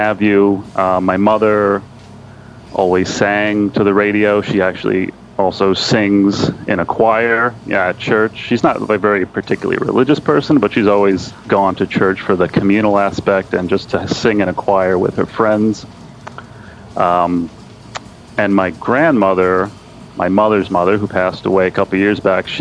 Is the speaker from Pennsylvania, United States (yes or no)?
no; Bellport, New York, United States; also born or lived in Levittown, New York; We moved out to Belport, which is where I am right now, though I haven't lived in Belport my whole life